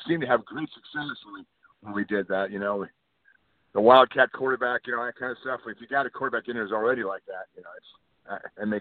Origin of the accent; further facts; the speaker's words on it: Miami, Florida, United States; now in Lexington, United States; I grew up in Miami